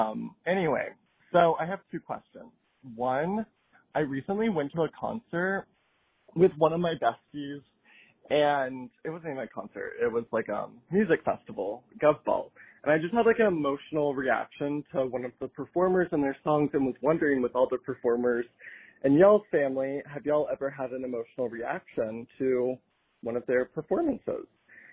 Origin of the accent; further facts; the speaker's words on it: North Carolina, United States; moved away as an adult; now in Los Angeles, United States; from Los Angeles. Well, okay, actually, I'm from North Carolina, but I just moved to LA recently.